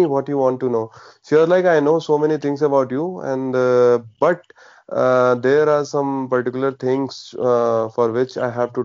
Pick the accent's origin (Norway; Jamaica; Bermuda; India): India; Varanasi, Uttar Pradesh; I'm from the Varanasi